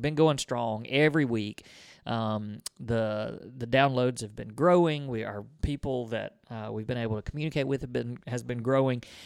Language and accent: English; Mississippi, United States; we're from Mississippi